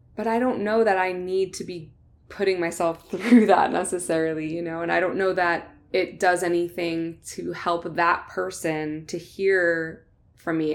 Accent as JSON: {"language": "English", "region": "New Jersey", "country": "United States", "said": "I'm, I'm from New Jersey"}